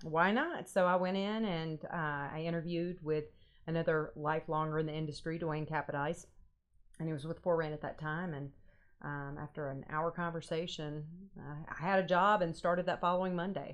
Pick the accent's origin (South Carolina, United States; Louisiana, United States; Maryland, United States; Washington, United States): Louisiana, United States; Natchitoches; moved away; I am from Natchitoches, Louisiana.